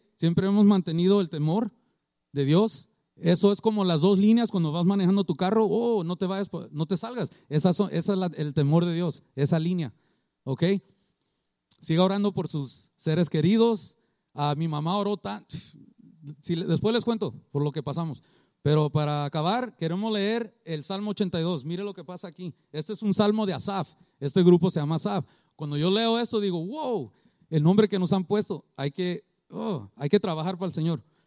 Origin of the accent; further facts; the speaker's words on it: Culver City, California, United States; now in Long Beach, United States; yo no fui criado aquí, yo fui criado en Culver City